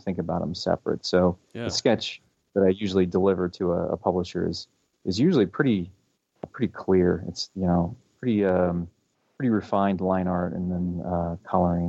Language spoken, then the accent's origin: English; Leavenworth, Kansas, United States; also born or lived in Florida / Panama City, Panama; I think I moved there when I was in second grade. So that's pretty much my hometown